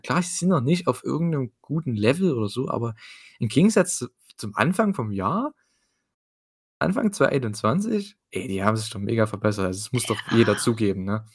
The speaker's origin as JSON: {"language": "German", "region": "East Germany", "country": "Germany", "said": "dazu bin ich noch Ossi, ich habe es schon gesagt, ne? Ich bin aus dem Osten"}